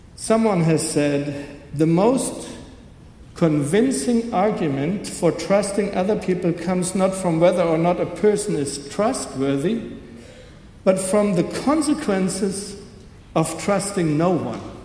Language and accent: English; Germany; growing up in West Germany, I grew up with that notion that there are these two Germanys